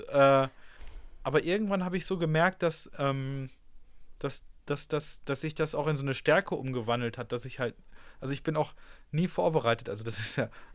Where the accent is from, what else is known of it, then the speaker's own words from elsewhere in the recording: Ruhr area, North Rhine-Westphalia, Germany; ich komme ja aus dem Ruhrgebiet